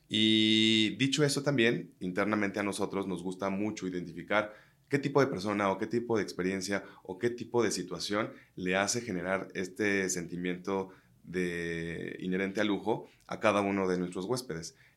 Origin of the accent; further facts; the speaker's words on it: Mexico; somos muchos mexicanos mezclados entre franceses